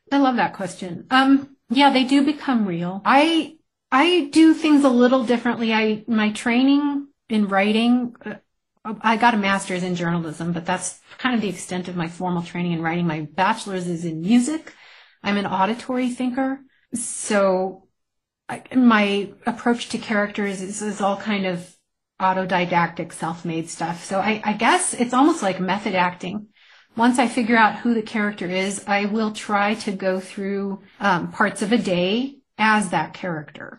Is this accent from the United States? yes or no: yes; New Mexico, United States; moved away as an adult; it took me 15 years away to realize there's a lot I didn't appreciate about my home state